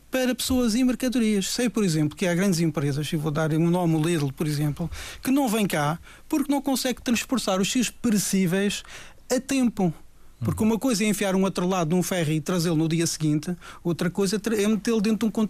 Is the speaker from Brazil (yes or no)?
no; Portugal; Eu fui aqui há dias a Lisboa e paguei 2 euros por dia para estar no hotel. Eu sou português.